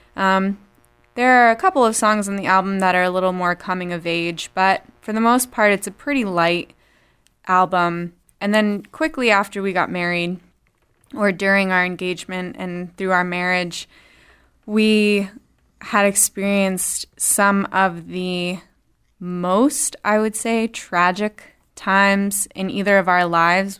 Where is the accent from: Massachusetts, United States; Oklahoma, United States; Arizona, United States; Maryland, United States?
Massachusetts, United States; Worcester; We are from Worcester, actually. Little skip and a jump from here.